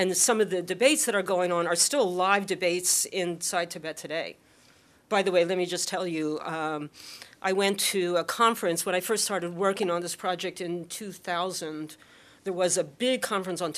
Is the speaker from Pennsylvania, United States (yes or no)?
yes; Philadelphia, Pennsylvania, United States; Growing up in Philadelphia